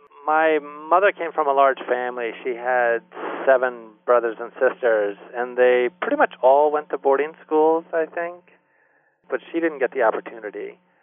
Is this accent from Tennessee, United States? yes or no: no; Wisconsin, United States; born there; also born or lived in California / Maryland / Germany / Delaware; Even though I was born in Wisconsin, we were moving almost every year. I lived in California and Maryland and Germany for 3 years, and then finally back in the States in Delaware.